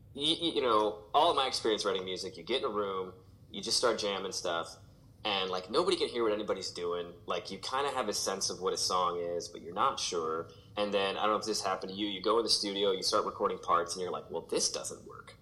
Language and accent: English; St. Louis, Missouri, United States; moved away; growing up in St. Louis